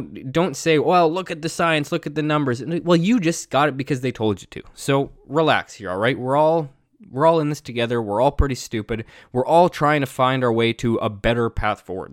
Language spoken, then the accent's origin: English; Canada; growing up in Canada